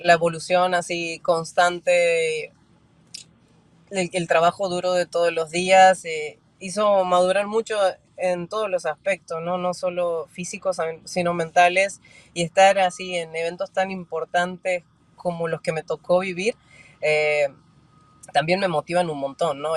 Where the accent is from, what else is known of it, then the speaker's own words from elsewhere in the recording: Argentina; todo el mundo sabe que soy argentina